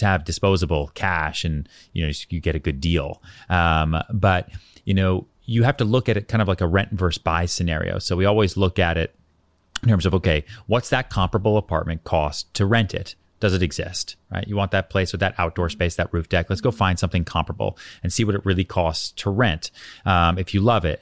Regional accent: outside Boston, Massachusetts, United States; also born or lived in Texas / Colorado; now in New York City, United States; I was born in Texas, but by that point, you know, I grew up outside Boston

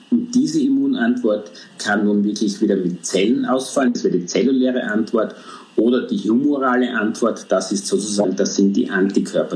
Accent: Austria; bei uns in Österreich

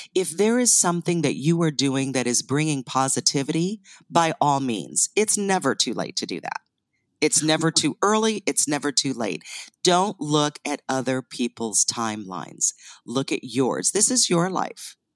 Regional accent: northeastern Ohio, United States; also born or lived in Canada; I was born in Canada, but raised in northeastern Ohio

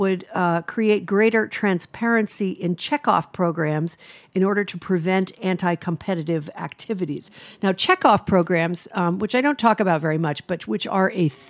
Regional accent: Rhode Island, United States; my home state, Rhode Island

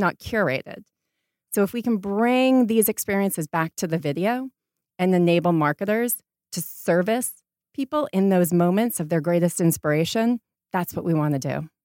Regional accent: Portland, Maine, United States; moved away as an adult; also born or lived in Rhode Island / London / New York; now in Los Angeles, United States; I grew up in Portland, Maine, and went to school in Rhode Island

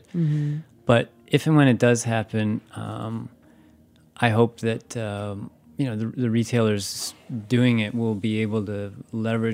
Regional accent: Wisconsin, United States; I'm from Wisconsin.

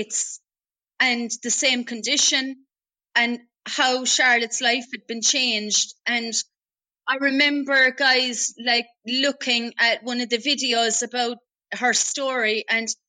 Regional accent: Ireland

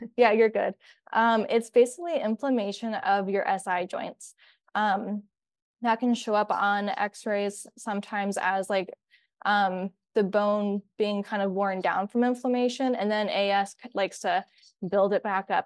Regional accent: Columbus, Ohio, United States; moved away as an adult; now in Kalamazoo, United States; I'm actually from Columbus, Ohio

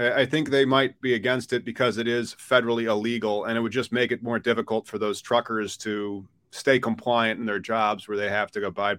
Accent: Midwest, United States; Because I'm from the Midwest.

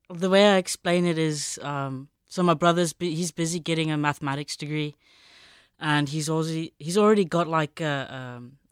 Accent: Pretoria, Gauteng, South Africa; born there; All over really, but we were both in, born in Pretoria.

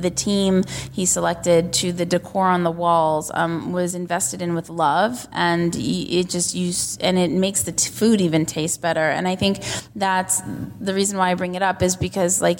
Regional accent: United States; I am American

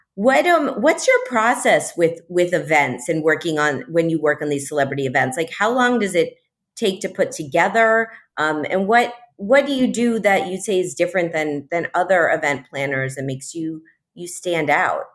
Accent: Miami, Florida, United States; Miami is my hometown.

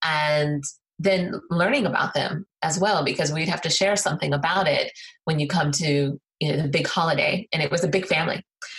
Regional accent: Colorado, United States; also born or lived in Illinois / Alabama; I was born on the Air Force Base in Illinois, moved to Alabama, and then moved to Colorado.

